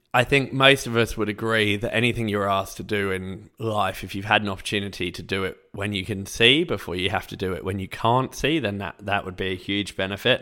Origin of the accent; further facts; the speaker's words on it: England, United Kingdom; I'm English